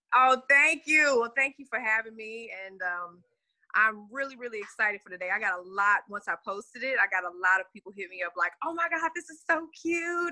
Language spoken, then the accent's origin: English; Texas, United States; I know I'm from the South. I'm from Texas all day